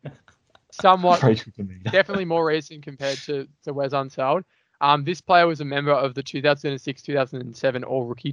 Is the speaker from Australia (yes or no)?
yes; Australia; we're Australian